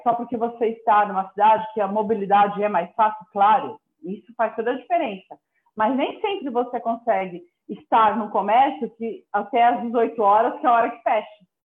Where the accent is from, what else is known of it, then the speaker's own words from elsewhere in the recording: São Paulo, Brazil; moved away as an adult; now in interior of São Paulo, Brazil; eu, eu, sou paulistana, né? Então, assim, há, há, dois anos e dois meses que eu estou vivendo no interior de São Paulo, mas até então vivi toda a minha vida e, na cidade, na metrópole